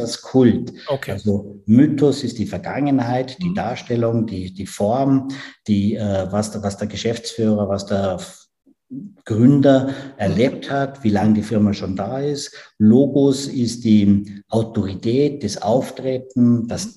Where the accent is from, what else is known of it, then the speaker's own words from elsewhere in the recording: Tyrol, Austria; Ich bin ja Tiroler